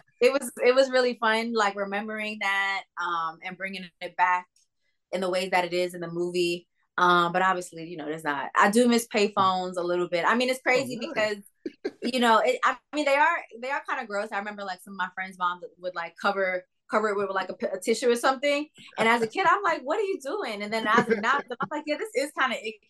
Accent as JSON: {"language": "English", "town": "New York City", "region": "New York", "country": "United States", "said": "I'm from New York City, so I'm an all-city girl"}